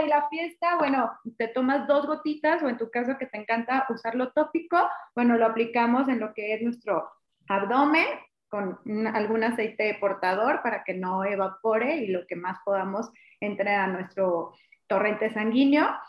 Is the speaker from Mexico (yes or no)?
yes; Mexico; como mexicano